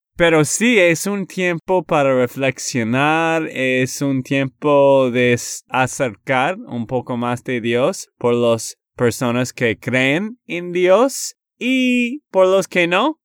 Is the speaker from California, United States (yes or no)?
no; Texas, United States; de Texas, Estados Unidos